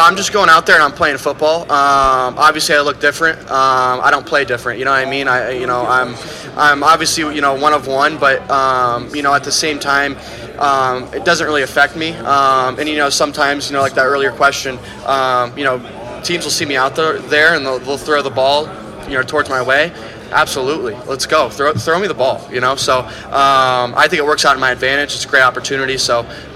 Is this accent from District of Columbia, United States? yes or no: no; Iowa, United States; I'm from Iowa